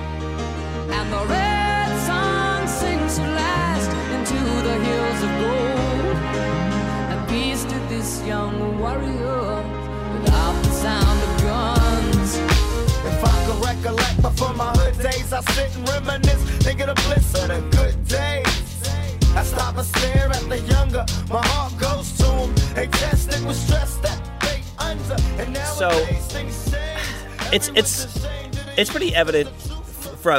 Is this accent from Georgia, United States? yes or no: no; Indiana, United States; I'm from Indiana, the Florida of the Midwest